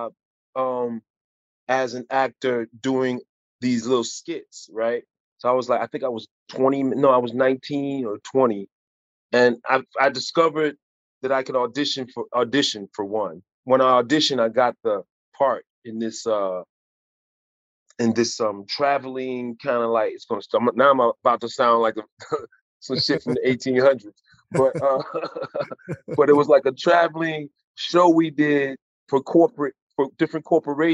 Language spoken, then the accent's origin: English; Chicago, Illinois, United States; I grew up in hard times in Chicago